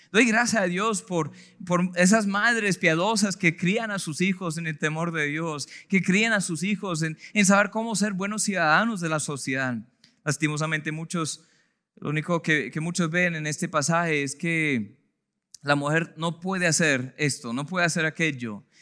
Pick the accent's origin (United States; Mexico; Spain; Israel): United States; now in Colombia; mi país de procedencia, yo vengo de los Estados Unidos